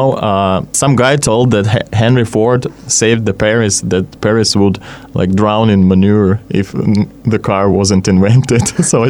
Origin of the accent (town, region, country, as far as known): Krasnoyarsk, Krasnoyarsk Krai, Russia; moved away